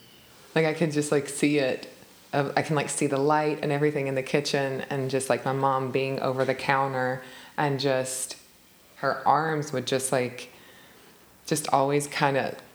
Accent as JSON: {"language": "English", "region": "Alabama", "country": "United States", "tie": "born or raised there", "said": "We are an immigrant family, so it was weird growing up there."}